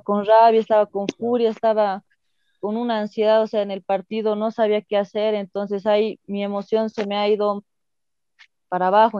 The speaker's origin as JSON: {"language": "Spanish", "town": "Coroico", "region": "La Paz", "country": "Bolivia", "tie": "born or raised there", "said": "soy de, de, La Paz, del pueblo coroico de los Yungas"}